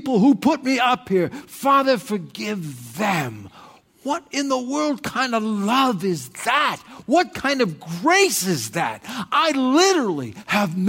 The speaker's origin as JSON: {"language": "English", "country": "United States", "also_born_or_lived": "Thailand", "moved": "as an adult", "said": "I'm an American"}